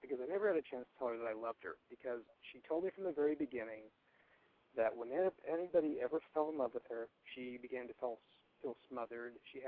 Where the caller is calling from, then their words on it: Portland, Oregon, United States; I'm 28, and I'm calling from Portland, Oregon.